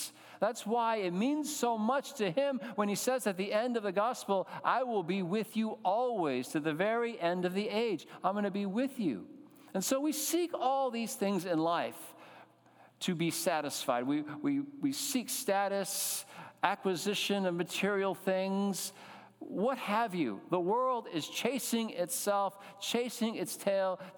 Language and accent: English; Connecticut, United States; growing up in Connecticut